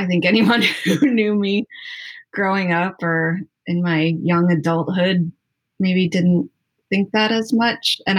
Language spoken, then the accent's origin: English; Chicago, Illinois, United States; moved away as an adult; also born or lived in Wellington, Florida / South Carolina; now in Jacksonville, United States; I'm from Chicago originally.